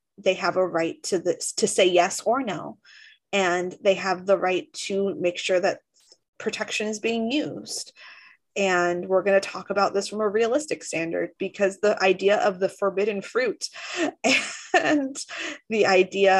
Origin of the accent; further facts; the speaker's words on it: Orange County, California, United States; growing up in Orange County